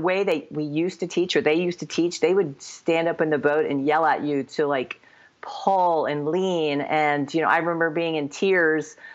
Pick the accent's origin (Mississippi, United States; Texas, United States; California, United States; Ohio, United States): Ohio, United States; southern; also born or lived in West Virginia; Even though I'm from West Virginia, I did grow up skiing in southern Ohio